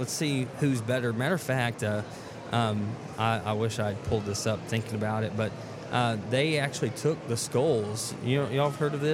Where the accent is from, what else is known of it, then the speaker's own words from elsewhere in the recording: Chattanooga, Tennessee, United States; moved away as an adult; also born or lived in Selma, Alabama; I grew up in Chattanooga